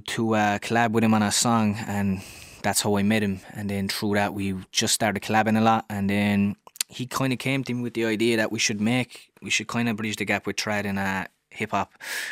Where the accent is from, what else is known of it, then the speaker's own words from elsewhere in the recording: Wales, United Kingdom; I grew up in Cardhaven, which is kind of like a middle class neighbourhood, but then I was working class, my family was working class